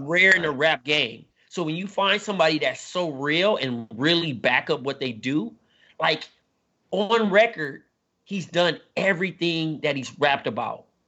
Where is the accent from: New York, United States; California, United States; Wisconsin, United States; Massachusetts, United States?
California, United States; Compton; I'm from Compton